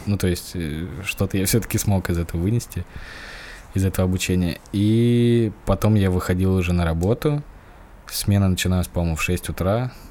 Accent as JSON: {"language": "Russian", "region": "Moscow", "country": "Russia", "tie": "born or raised there", "also_born_or_lived": "Kaluga Oblast", "said": "Я родился в Москве"}